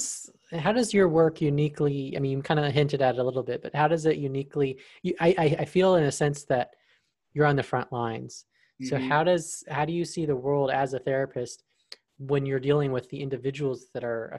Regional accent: Arizona, United States; I was born in Arizona, so we're both from the West.

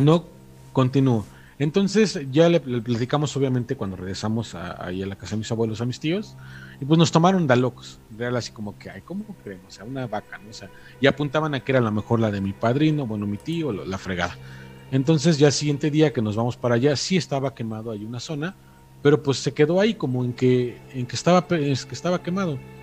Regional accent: Mexico; moved away; precisamente detrás de lo que es mi municipio, por ahí más o menos hacia las cercanías de los arcos del Padre Tembleque o los arcos de Zempoala

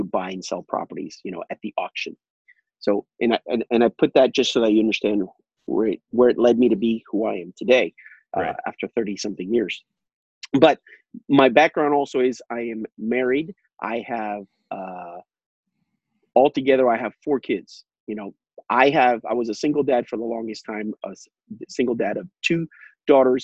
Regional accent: Miami, Florida, United States; also born or lived in Puerto Rico; I live in Miami, Florida. I was born in Miami, Florida. I was raised between Puerto Rico, between the ages of 4 or 5 years old, all the way to about 12 years old between Puerto Rico and Miami

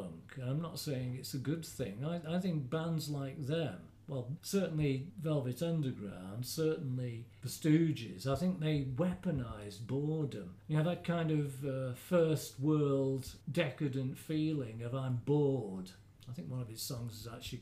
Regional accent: Midlands, United Kingdom; moved away; I'm from the Midlands

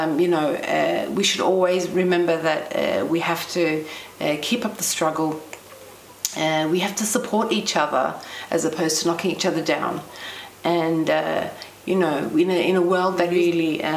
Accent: Melbourne, Victoria, Australia; I was born in Melbourne, Australia, to working class Cypriot parents

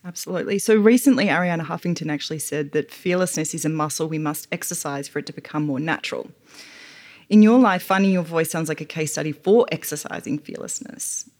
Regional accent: Australia; moved away as an adult; now in United States; as an Australian woman who's fairly new to American culture

